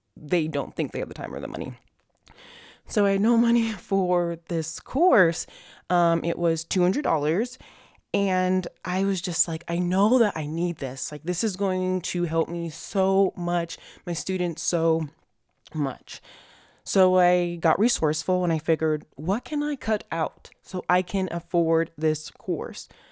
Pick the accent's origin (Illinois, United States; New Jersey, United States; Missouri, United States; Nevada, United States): Nevada, United States; Las Vegas; Las Vegas in my hometown